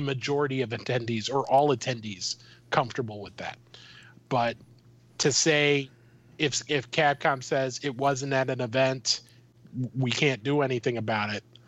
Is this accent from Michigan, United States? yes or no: no; Minnesota, United States; I'm from Minnesota.